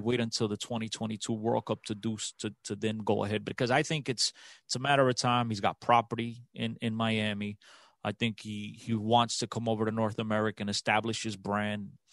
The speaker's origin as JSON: {"language": "English", "country": "Portugal", "tie": "born or raised there", "said": "I was born in Portugal, I live and breathe Portuguese football"}